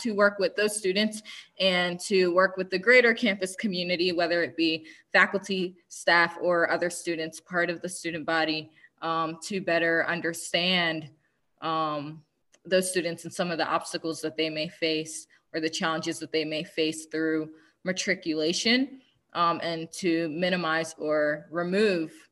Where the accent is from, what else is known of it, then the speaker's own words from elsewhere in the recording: Philadelphia, Pennsylvania, United States; now in North Georgia, United States; I am from Philadelphia, Pennsylvania, stand up. But I currently live in very, very rural North Georgia.